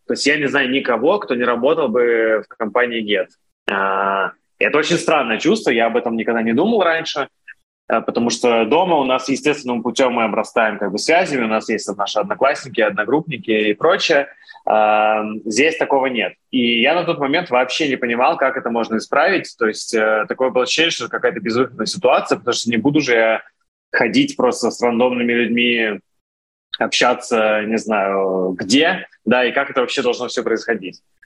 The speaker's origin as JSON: {"language": "Russian", "country": "Russia", "moved": "as an adult", "lives_now": "Israel", "said": "я был один из России"}